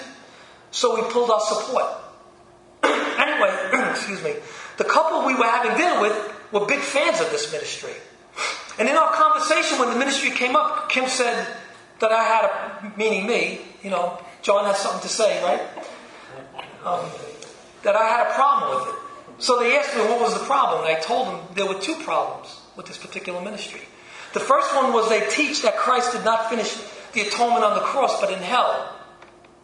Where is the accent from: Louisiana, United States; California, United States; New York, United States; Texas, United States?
New York, United States; New York City; I was born in Brooklyn